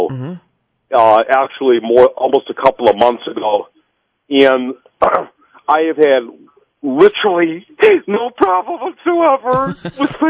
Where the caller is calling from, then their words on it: Royal Oak, Michigan, United States; Uh, good morning. Uh, I'm from Royal Oak.